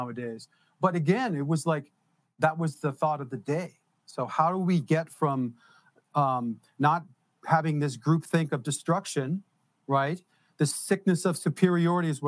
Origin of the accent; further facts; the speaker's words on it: New Jersey, United States; also born or lived in Detroit, Michigan; I'm from Jersey